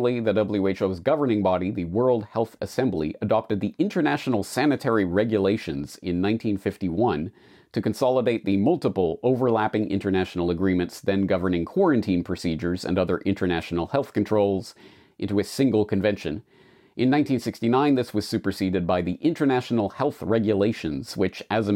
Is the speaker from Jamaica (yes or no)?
no; Canada; moved away as an adult; now in Japan; I'm a Canadian who has been living and working in Japan for 19 years now